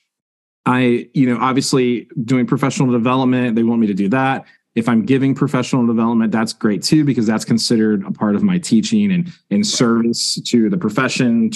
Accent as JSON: {"language": "English", "town": "Grifton", "region": "North Carolina", "country": "United States", "tie": "born or raised there", "said": "right outside of Greenville, North Carolina, a small town by the name of Grifton"}